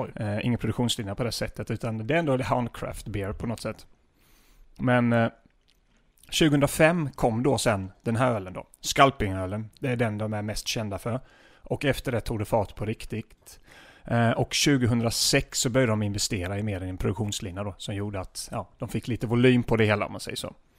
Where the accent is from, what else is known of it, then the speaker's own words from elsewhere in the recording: Småland, Sweden; now in Stockholm, Sweden; jag är från Småland från början